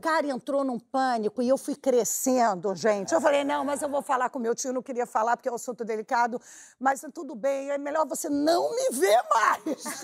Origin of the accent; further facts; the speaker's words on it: Brazil; Eu falei, Brasil.